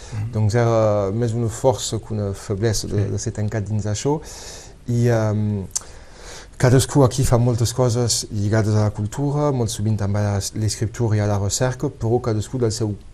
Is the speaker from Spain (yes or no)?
no; Codalet, Occitania, France; Per aquí he crescut, he crescut molt a Codalet